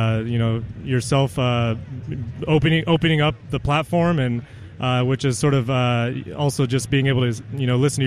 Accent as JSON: {"language": "English", "town": "Reno", "region": "Nevada", "country": "United States", "tie": "born or raised there", "said": "born and raised in Reno"}